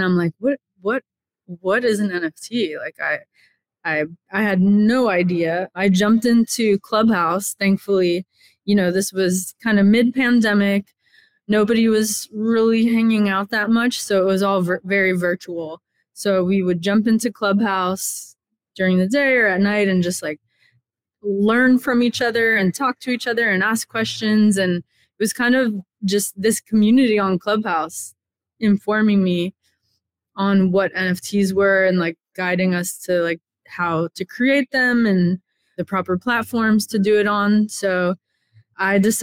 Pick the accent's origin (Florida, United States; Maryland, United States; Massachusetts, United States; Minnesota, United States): Florida, United States; Miami; I grew up in Miami, Florida